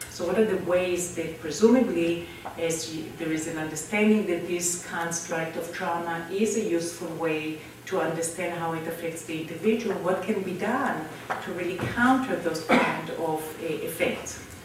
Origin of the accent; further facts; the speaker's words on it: Israel; moved away; growing up in Israel